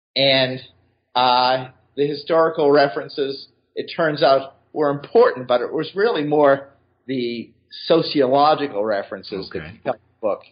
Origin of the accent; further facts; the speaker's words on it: Boston, Massachusetts, United States; moved away as an adult; also born or lived in Atlanta / New York; now in Cincinnati, United States; I grew up in Boston